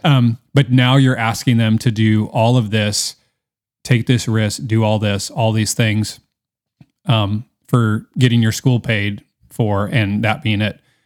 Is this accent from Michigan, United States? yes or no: no; Seattle, Washington, United States; I'm from Seattle